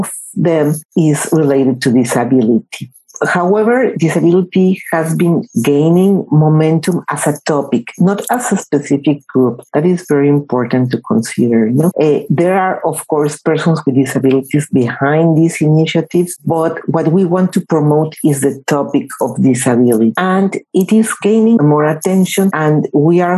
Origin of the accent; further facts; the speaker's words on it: Mexico; in Mexico, in my home country